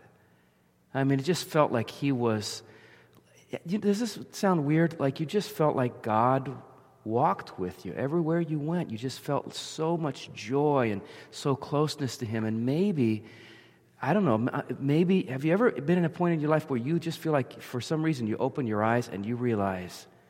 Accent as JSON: {"language": "English", "area": "near the Jersey Shore", "region": "central New Jersey", "country": "United States", "tie": "born or raised there", "said": "I grew up in New Jersey, central New Jersey, down near the Jersey Shore"}